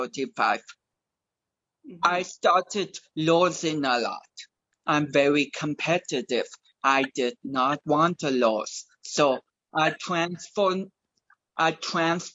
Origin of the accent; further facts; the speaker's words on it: Eugene, Oregon, United States; also born or lived in Portland, Oregon; my middle school, Kennedy Middle School in Eugene